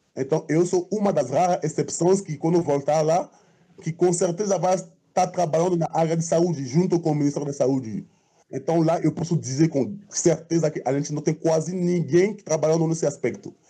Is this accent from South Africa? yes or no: no; Côte d’Ivoire; moved away as an adult; now in Brazil; eu sou marfinense. Eu saí da Costa do Marfim em para estudar